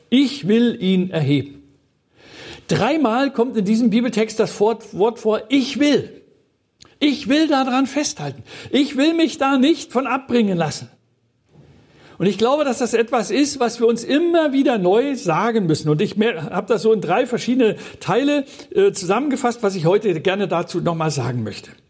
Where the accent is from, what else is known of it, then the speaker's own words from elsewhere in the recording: Mecklenburg-Vorpommern, Germany; wir sind Mecklenburger